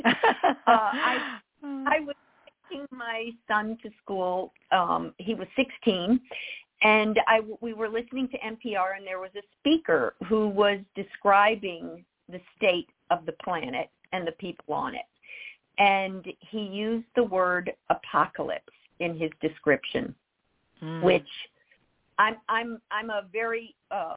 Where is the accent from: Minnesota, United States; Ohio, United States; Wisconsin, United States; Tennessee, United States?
Tennessee, United States; Nashville; also born or lived in Rochester, New York / San Francisco; now in Los Angeles, United States; I grew up in Nashville